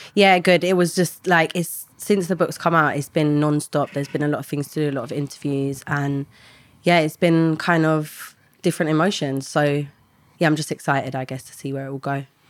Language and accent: English; London, United Kingdom; I grew up in an estate in London